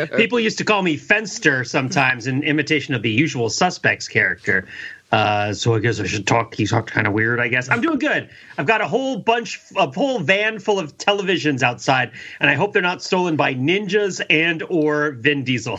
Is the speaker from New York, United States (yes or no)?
no; New Jersey, United States; growing up in New Jersey